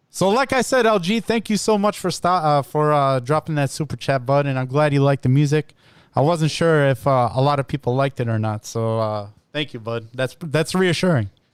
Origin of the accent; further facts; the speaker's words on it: Illinois, United States; I'm also from Illinois, but uh, I'm in Naperville